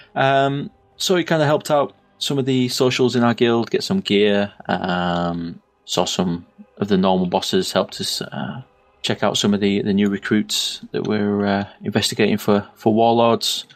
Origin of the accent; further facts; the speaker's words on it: the north of England, United Kingdom; accent: northern; my northern accent